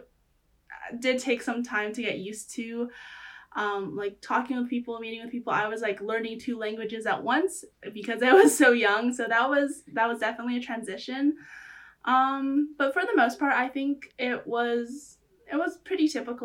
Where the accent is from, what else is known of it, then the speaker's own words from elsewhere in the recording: Vancouver, British Columbia, Canada; also born or lived in Beijing, China; I grew up in Vancouver. My family is Chinese, so that's my background. But I grew up here